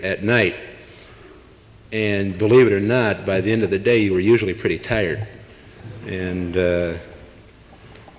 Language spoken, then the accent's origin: English; Canton, Ohio, United States; I grew up in Canton, Ohio